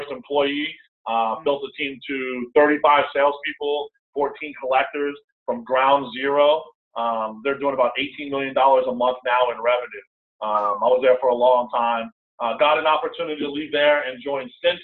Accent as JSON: {"language": "English", "region": "New York", "country": "United States", "said": "I'm from New York"}